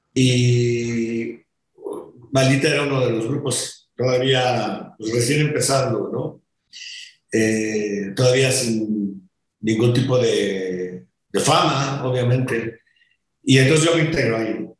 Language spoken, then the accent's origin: Spanish; Mexico; rolé un año y ya me regresé para acá, para México, a terminar la prepa